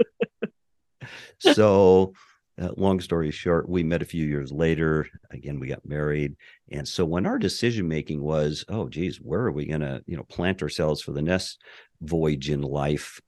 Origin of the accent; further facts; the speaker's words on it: Montana, United States; moved away as an adult; also born or lived in Anchorage, Alaska / Southern California; now in Merritt Island, Florida, United States; I was born and raised in Montana, the oldest of five.